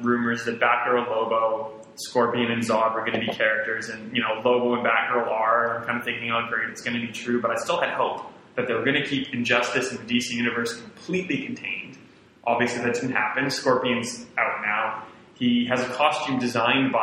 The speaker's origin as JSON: {"language": "English", "town": "Saskatoon", "region": "Saskatchewan", "country": "Canada", "tie": "born or raised there", "said": "my hometown of Saskatoon, Saskatchewan"}